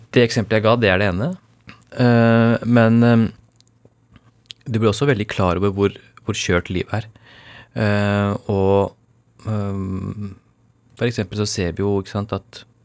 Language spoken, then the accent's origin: Norwegian; Norway; born or raised there; first language Urdu; Norwegian is a second language